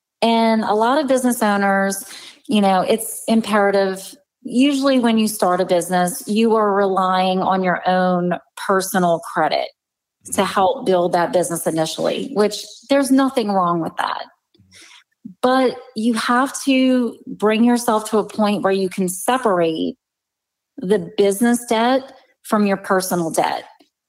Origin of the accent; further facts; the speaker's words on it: Louisiana, United States; I'm from the South. We can say a lot in a very short period of time.